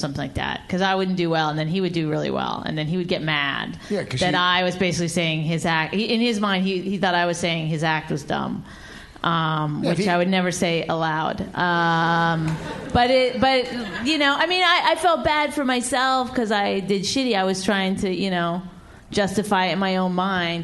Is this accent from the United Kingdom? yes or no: no; Canada; I'm Canadian